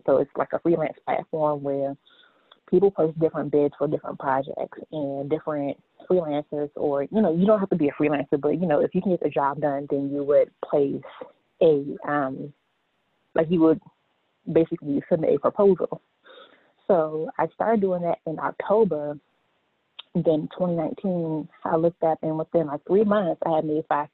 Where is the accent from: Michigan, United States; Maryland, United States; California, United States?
Maryland, United States; Largo; I am from Largo, Maryland, or for those who are not familiar with Largo, I'm from the D.C. metropolitan area